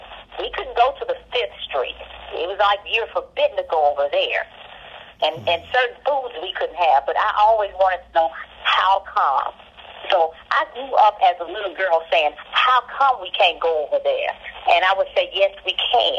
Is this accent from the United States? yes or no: yes; Memphis, Tennessee, United States; also born or lived in Akron, Ohio; I grew up in Memphis, Tennessee